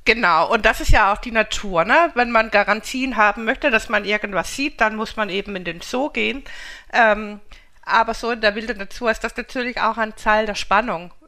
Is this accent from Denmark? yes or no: yes; Denmark; ich bin ja Skandinavin, ich komme ja aus Dänemark